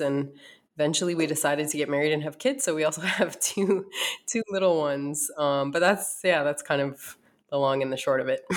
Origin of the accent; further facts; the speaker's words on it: North Dakota, United States; moved away as an adult; also born or lived in East Coast; now in Arizona, United States; I uh, was born and raised in North Dakota